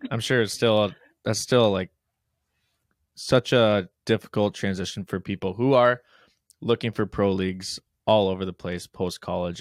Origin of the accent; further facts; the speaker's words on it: Midwest, United States; We're from the Midwest